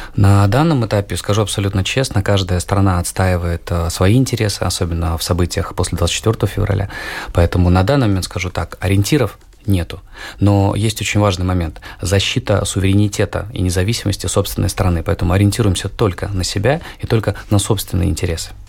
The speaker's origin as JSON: {"language": "Russian", "country": "Latvia", "tie": "born or raised there", "said": "я родился и живу в Латвии. Я не покидал территорию нашей любимой необъятной страны"}